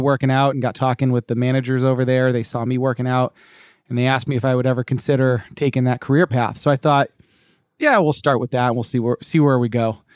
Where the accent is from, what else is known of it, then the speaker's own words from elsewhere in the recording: Cape Cod, Massachusetts, United States; moved away as an adult; now in California, United States; I grew up in Massachusetts on, uh, Cape Cod